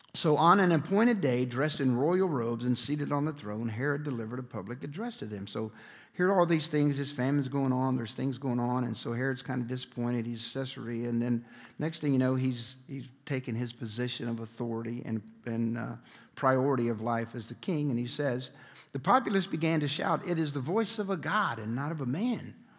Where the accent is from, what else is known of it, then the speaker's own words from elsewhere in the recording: Chicago, Illinois, United States; I grew up in Chicago, Illinois